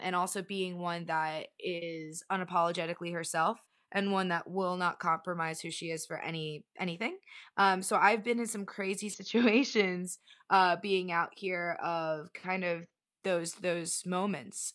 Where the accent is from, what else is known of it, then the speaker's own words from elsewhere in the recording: Fort Lauderdale, Miami, South Florida, United States; moved away as an adult; now in Los Angeles, United States; I grew up in South Florida, like Fort Lauderdale, Miami.